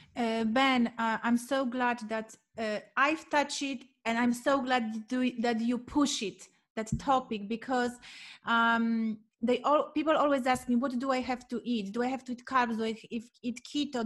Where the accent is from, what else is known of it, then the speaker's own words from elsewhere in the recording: Poland; moved away; I am coming from Poland